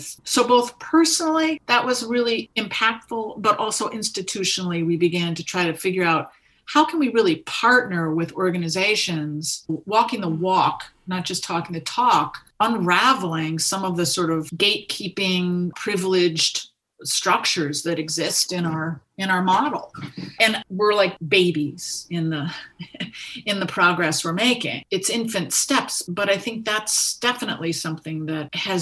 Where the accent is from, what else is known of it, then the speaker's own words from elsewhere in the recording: New York, United States; now in Vermont, United States; I tend to think of myself as a New Yorker.